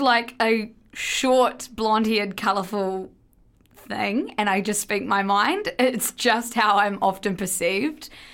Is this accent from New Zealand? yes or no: yes; New Zealand; we're both from New Zealand.